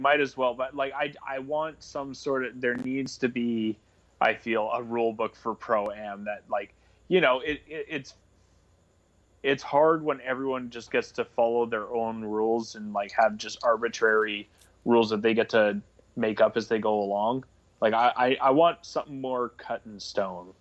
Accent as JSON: {"language": "English", "country": "Canada", "moved": "yes", "said": "I'm originally from Canada"}